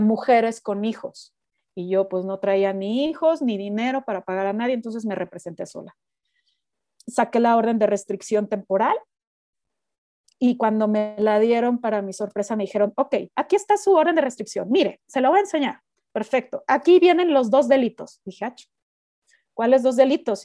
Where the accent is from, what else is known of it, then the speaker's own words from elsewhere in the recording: Mexico; moved away as an adult; also born or lived in United States; yo soy una mexicana muy rara